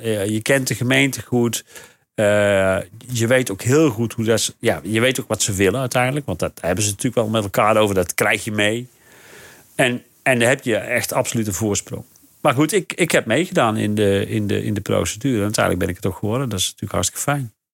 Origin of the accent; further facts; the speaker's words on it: North Brabant, Netherlands; moved away as an adult; now in Rhenen, Netherlands; waar ik vandaan kom, in ja. Brabant. Van die, van die zandgronden in Noordoost-Brabant